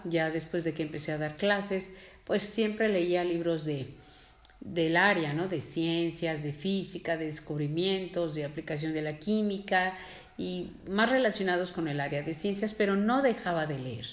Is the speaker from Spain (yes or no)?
no; Mexico; nosotros como mexicanos